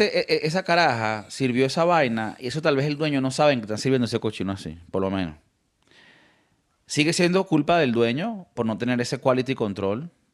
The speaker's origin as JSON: {"language": "Spanish", "country": "Venezuela", "moved": "yes", "lives_now": "Spain", "said": "como venezolano"}